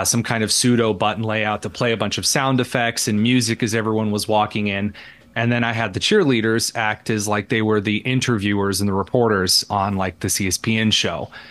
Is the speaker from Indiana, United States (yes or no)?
yes; Indiana, United States; I am just a very average Hoosier in Indiana. I grew up in the sticks, in the mud and the dirt